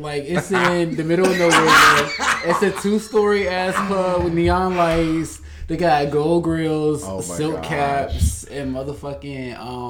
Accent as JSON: {"language": "English", "town": "Charlotte", "region": "North Carolina", "country": "United States", "said": "I'm from Charlotte too, so I'm like country as hell."}